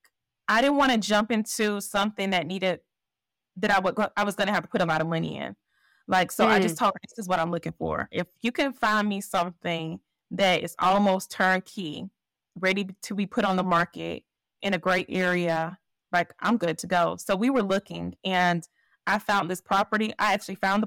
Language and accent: English; Columbus, Georgia, United States; my hometown, Columbus, Georgia.